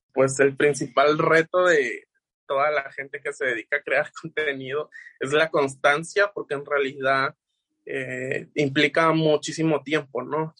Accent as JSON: {"language": "Spanish", "area": "Los Tuxtlas", "region": "Veracruz", "country": "Mexico", "tie": "born or raised there", "said": "mayormente de la región de los Tuxtlas, porque pues es donde yo nací"}